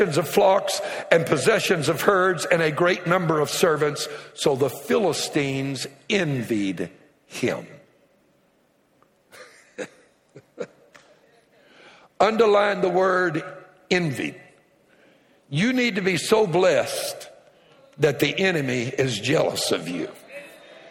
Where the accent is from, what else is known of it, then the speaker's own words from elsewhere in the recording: Cajun, Louisiana, United States; I'm Cajun, and I love telling jokes from my culture